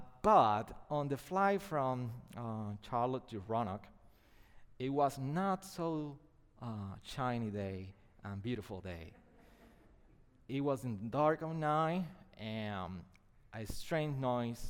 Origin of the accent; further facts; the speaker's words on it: Puerto Rico; first language Spanish; English is a second language; my first language is not English, it's Spanish.